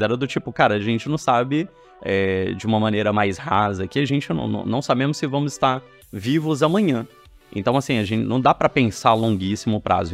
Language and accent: Portuguese; Belo Horizonte, Minas Gerais, Brazil; eu sou mineiro, eu cresci em Belo Horizonte